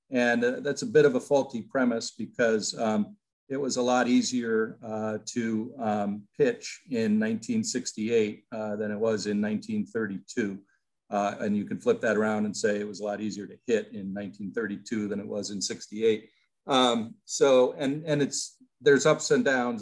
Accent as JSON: {"language": "English", "town": "Peoria", "region": "Illinois", "country": "United States", "tie": "born or raised there", "also_born_or_lived": "Iowa", "moved": "as an adult", "said": "I grew up in Peoria, Illinois, as a Chicago Cubs fan"}